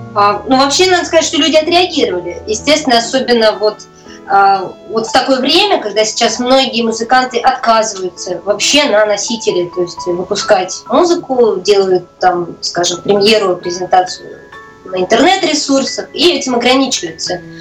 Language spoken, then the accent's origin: Russian; Saint Petersburg, Russia; я вообще родилась в центре и достаточно даже известном доме, памятники